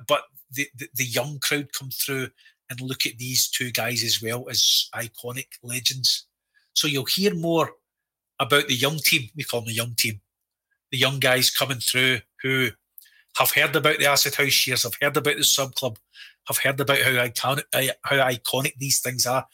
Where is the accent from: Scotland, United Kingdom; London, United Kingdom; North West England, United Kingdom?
Scotland, United Kingdom; We're obviously Scottish.